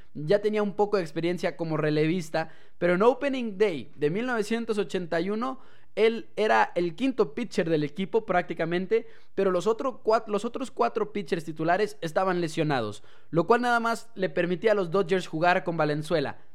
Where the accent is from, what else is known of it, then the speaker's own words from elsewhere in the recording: Mexico; nosotros como aficionados mexicanos